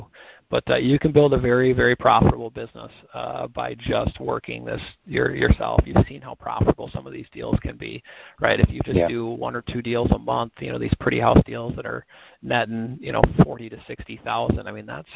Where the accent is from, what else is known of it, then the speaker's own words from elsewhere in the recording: Minneapolis, Minnesota, United States; accent: Midwest twang; I'm actually in Minneapolis, so I got Midwest twang.